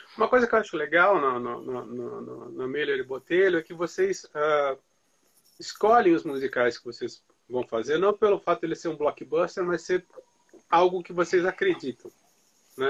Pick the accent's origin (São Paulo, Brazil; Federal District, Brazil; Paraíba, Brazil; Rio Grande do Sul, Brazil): São Paulo, Brazil; Santos; Eu sou dali de perto, eu sou de Santos.